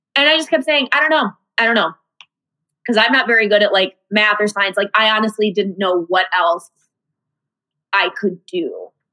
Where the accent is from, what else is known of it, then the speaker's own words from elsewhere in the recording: Iowa, United States; moved away as an adult; now in Chicago, United States; I'm originally from Iowa. That's where my parents are still